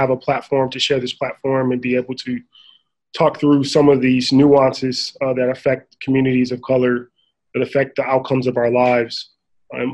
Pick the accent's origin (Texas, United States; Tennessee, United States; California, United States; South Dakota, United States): California, United States; Inglewood; I grew up in Inglewood, California, diehard Laker fan, down the street from the LA Forum, born in 1980